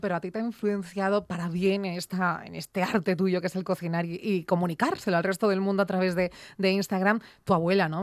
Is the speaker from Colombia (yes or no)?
no; Asturias, Spain; somos así asturianos